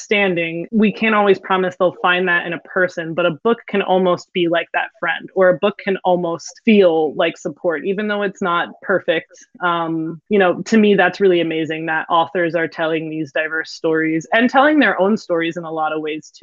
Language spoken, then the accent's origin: English; Philadelphia, Pennsylvania, United States; a teacher from Philadelphia. I've lived here my whole life